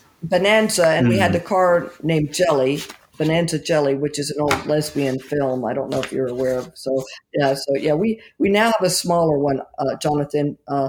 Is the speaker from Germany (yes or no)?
yes; Germany; That's true. I grew up mostly in Germany. I like a lot of typical, what we call army brats. That's what I was growing up. My father was military. We lived in Germany for most of my growing up